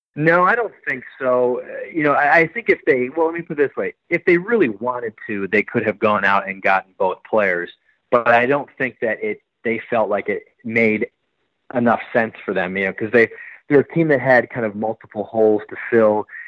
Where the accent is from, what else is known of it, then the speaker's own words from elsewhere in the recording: Milwaukee, Wisconsin, United States; I grew up in Milwaukee uh, Wisconsin